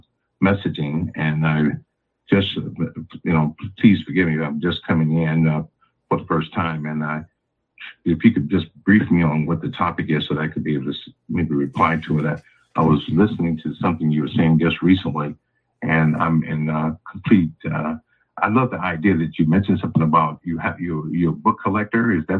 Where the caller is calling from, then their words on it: St. Louis, Missouri, United States; I'm calling from out of St. Louis, Missouri.